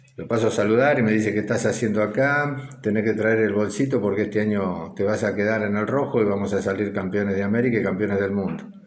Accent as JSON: {"language": "Spanish", "town": "Lobería", "region": "Buenos Aires Province", "country": "Argentina", "tie": "born or raised there", "lives_now": "Necochea, Argentina", "said": "nací en Lobería eh, a los 13 años me vine a jugar y a vivir solo ya acá en Ecochea"}